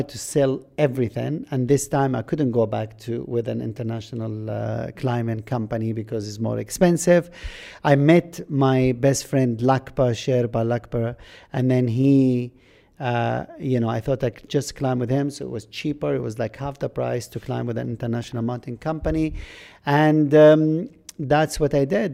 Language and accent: English; Jordan; first language Arabic; English is a second language; moved away as an adult; also born or lived in Kuwait / Scotland; I came out from Jordan, I went to Britain